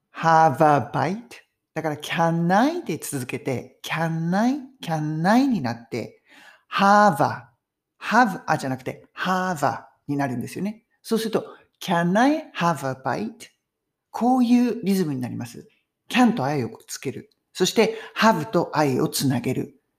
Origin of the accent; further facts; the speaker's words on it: Japan; now in United Kingdom; 海外に住んでても、日本人っぽい感じ